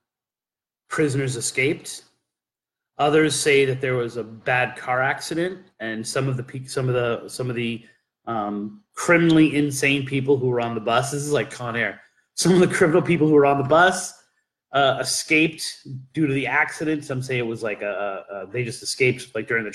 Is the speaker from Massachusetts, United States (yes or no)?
yes; Massachusetts, United States; I'm from Massachusetts